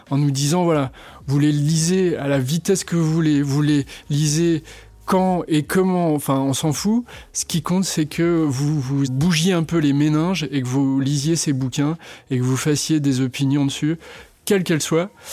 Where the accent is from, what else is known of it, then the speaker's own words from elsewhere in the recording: La Roche-sur-Yon, Pays de la Loire, France; je suis né à La Roche-sur-Yon, en Vendée